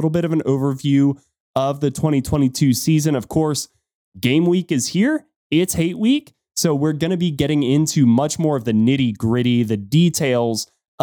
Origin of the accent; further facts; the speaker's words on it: Atlanta, Georgia, United States; somebody like me growing up in Atlanta